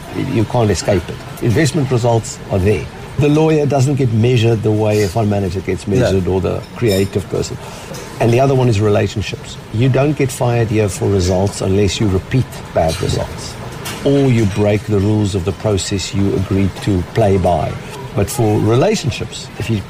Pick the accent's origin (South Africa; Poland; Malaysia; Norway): South Africa; Cape Town, Western Cape; moved away; as a South African, Cape Town boy